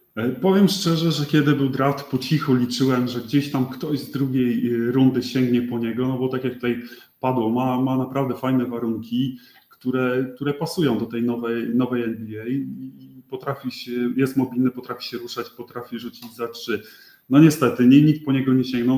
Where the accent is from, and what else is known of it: Poland; moved away as an adult